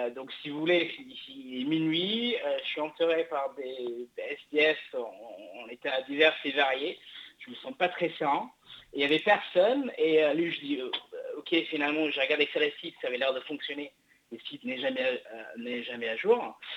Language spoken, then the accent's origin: French; England, United Kingdom; now in France; je suis anglais à l'origine